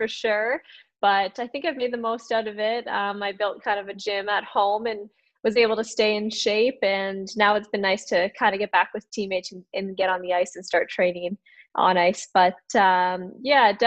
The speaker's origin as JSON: {"language": "English", "town": "Burlington", "region": "Ontario", "country": "Canada", "tie": "born or raised there", "said": "playing for my hometown in the city of Burlington"}